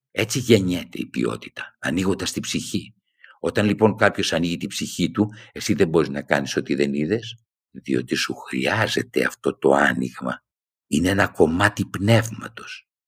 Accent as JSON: {"language": "Greek", "town": "Thessaloniki", "region": "Central Macedonia", "country": "Greece", "tie": "born or raised there", "moved": "as an adult", "said": "Η μία ήταν όταν έφυγα από τη Θεσσαλονίκη, από το πατρικό μου σπίτι ήμουν ένα παιδί που προχώραγε κανονικά."}